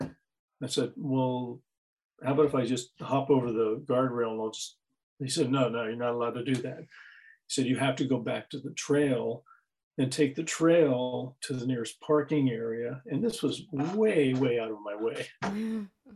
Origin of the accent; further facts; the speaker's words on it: Pittsburgh, Pennsylvania, United States; I was from Pittsburgh, I'm a retired geologist